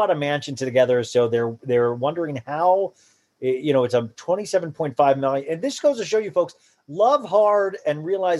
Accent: Columbus, Ohio, United States; Yeah, that's where I was born, in Columbus, Ohio. And that's where my parents lived their whole lives, or Buckeyes, Ohio State.

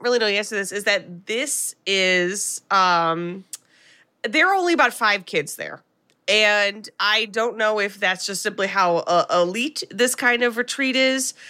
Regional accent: United States; as an American

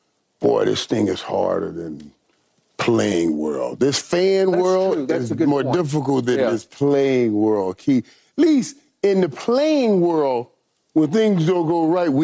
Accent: Miami, Florida, United States; You know, I'm from Miami. I consider myself a Miami Cowboy.

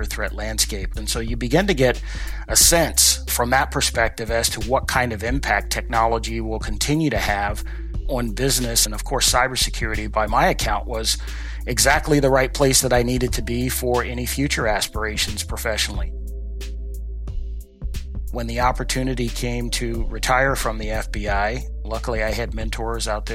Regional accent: Washington, District of Columbia, United States; as a young African-American boy growing up in Southeast Washington, D.C.

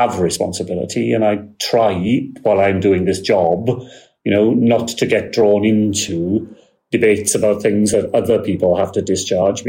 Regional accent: Wales, United Kingdom; we are as Welsh as you are

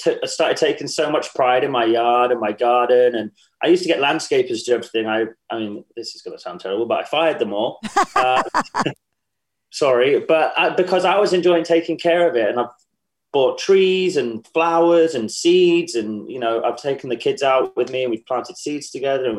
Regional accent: England, United Kingdom; moved away as an adult; now in Charleston, United States; I am English

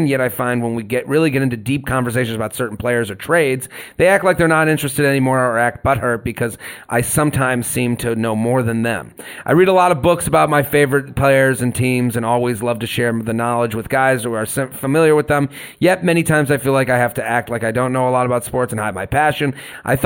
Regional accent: Boston, Massachusetts, United States; I'm from Boston. I like all the Boston teams.

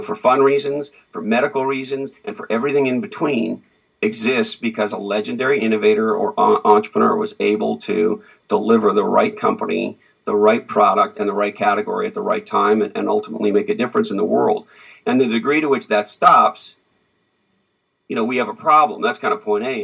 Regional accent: Montreal, Quebec, Canada; I grew up in Montreal, Canada

